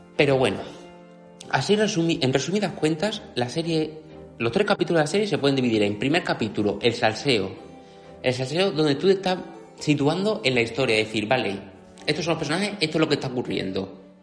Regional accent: Extremadura, Spain; Extremadura, que es mi tierra natal

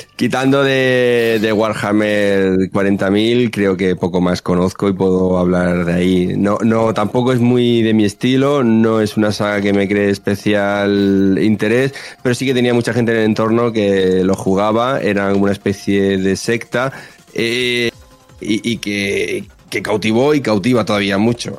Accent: Murcia, Region of Murcia, Spain; Soy de Murcia

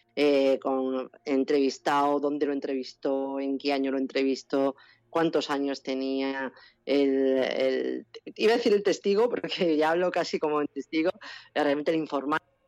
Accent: Extremadura, Spain; cómo somos los extremeños

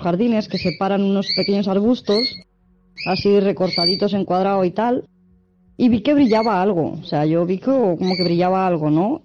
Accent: Madrid, Community of Madrid, Spain; yo soy natural de Madrid

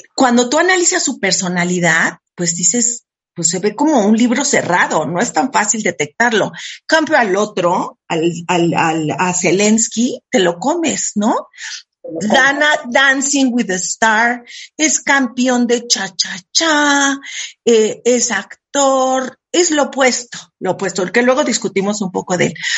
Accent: Mexico; Yo soy súper mexicana

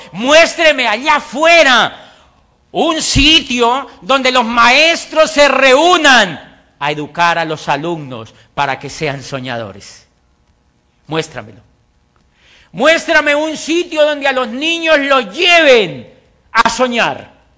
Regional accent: Colombia; also born or lived in Popayán, Colombia / Europe; hago parte del 4% de la población colombiana

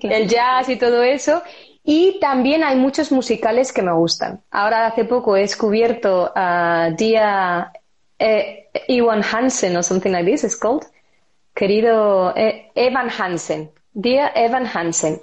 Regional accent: Spain; moved away as an adult; also born or lived in London, United Kingdom; Yo soy española, española.

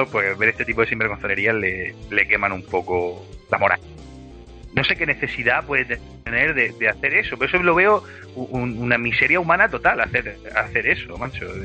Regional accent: Madrid, Community of Madrid, Spain; yo soy de Madrid, ¿sabes?

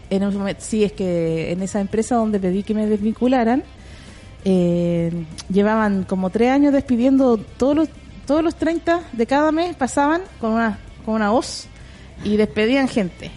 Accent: Conchalí, Santiago Metropolitan Region, Chile; yo nací en Cuenchaquí.

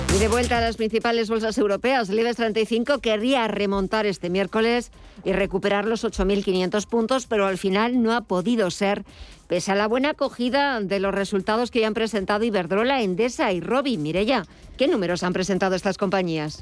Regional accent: Madrid, Community of Madrid, Spain; Yo soy de aquí, soy del Madrid

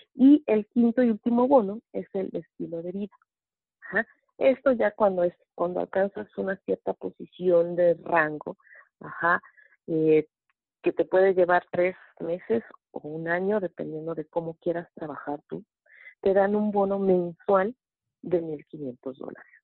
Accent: Mexico City, Mexico; soy de la Ciudad de México

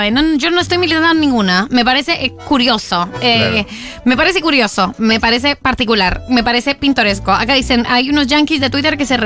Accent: Uruguay; now in New York, United States; Soy uruguaya, pero vivo en Nueva York.

